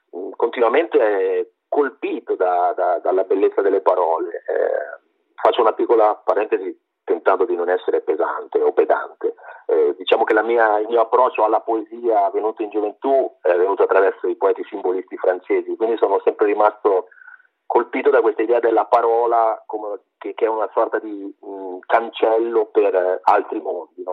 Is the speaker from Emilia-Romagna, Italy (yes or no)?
no; Sarzana, Liguria, Italy; now in Massa, Italy; io vengo da una zona, io sono di Sarzana, in Liguria, ma al confine con la Toscana, vivo a Massa